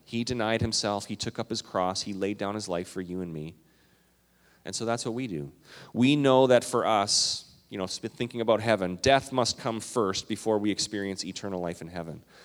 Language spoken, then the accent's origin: English; Minnesota, United States; also born or lived in Canada; I'm Minnesotan and Canadian